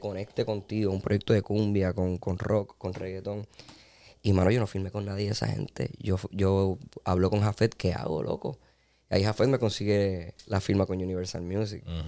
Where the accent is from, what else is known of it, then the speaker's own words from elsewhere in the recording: Puerto Rico; Soy boricua